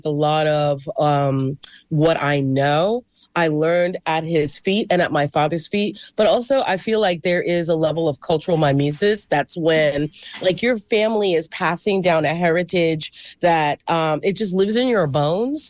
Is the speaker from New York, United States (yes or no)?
yes; New York, United States; I'm from New York